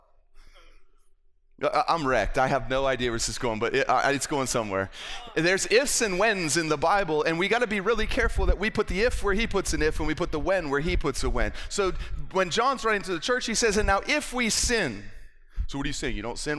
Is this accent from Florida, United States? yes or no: yes; West Palm Beach, Florida, United States; moved away as an adult; I grew up in South Florida. I'm from West Palm Beach, Florida. I lived there for the first 20 years of my life.